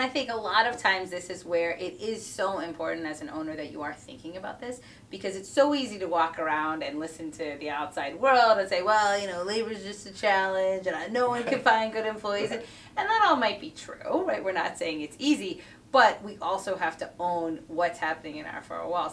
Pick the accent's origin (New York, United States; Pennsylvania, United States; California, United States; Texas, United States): Pennsylvania, United States; Philadelphia; growing up in Philly